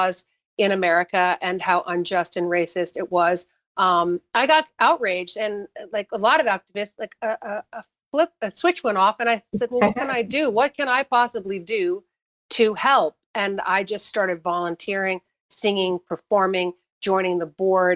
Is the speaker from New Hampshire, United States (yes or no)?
yes; New Hampshire, United States; I grew up in New Hampshire